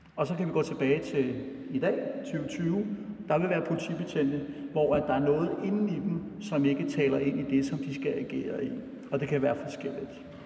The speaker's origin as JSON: {"language": "Danish", "town": "Brøndby", "region": "Capital Region of Denmark", "country": "Denmark", "tie": "born or raised there", "said": "jeg voksede op ude på Brøndby Øster i, øh, i 70'erne"}